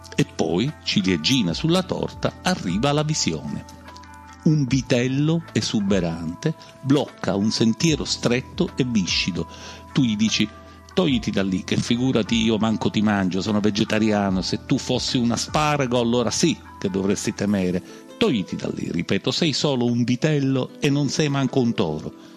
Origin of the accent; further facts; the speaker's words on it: Sicily, Italy; da noi in Sicilia